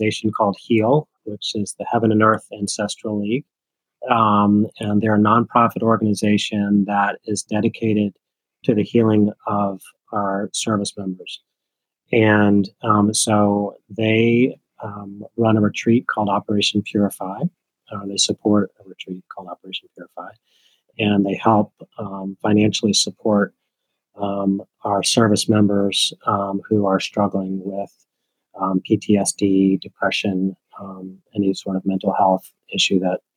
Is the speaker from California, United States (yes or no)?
no; Charleston, South Carolina, United States; I'm from Charleston and I love Charleston and I'm not going anywhere